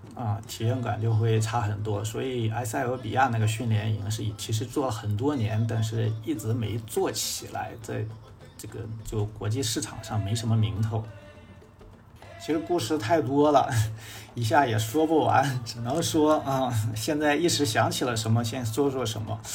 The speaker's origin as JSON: {"language": "Chinese", "region": "northern China", "country": "China", "said": "我是北方人"}